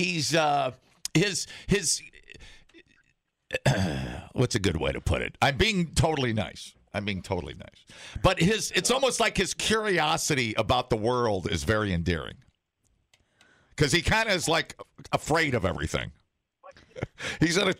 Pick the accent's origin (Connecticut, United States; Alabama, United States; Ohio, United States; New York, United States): Ohio, United States; I'm from Ohio.